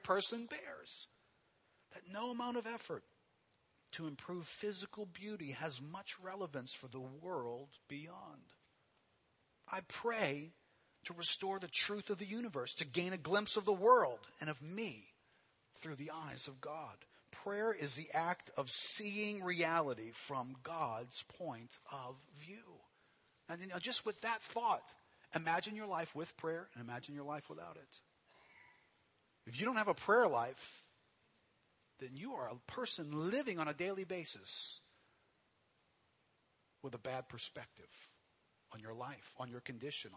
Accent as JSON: {"language": "English", "town": "New Orleans", "region": "Louisiana", "country": "United States", "tie": "born or raised there", "said": "growing up here in New Orleans"}